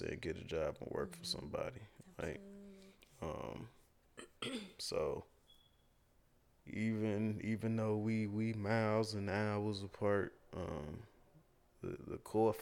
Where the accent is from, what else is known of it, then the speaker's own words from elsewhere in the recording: Gary, Indiana, United States; when I was growing up in Gary